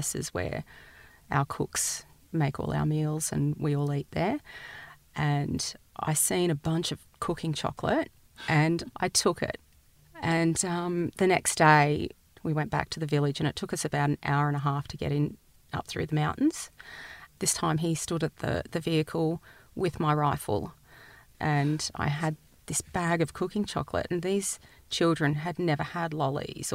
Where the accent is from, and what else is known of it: Australia